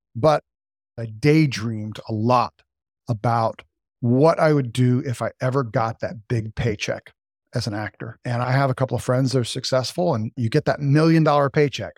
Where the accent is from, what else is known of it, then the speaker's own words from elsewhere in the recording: Las Vegas, Nevada, United States; also born or lived in Reno, Nevada; I grew up in Las Vegas, Nevada. I was an Air Force brat.